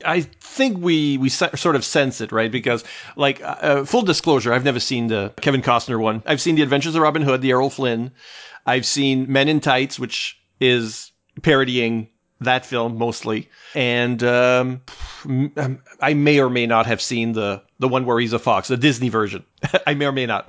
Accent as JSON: {"language": "English", "country": "Canada", "said": "I'm Canadian too"}